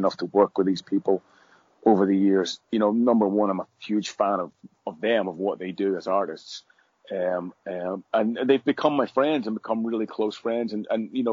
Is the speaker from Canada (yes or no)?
no; Northern Ireland, United Kingdom; where I grew up in Northern Ireland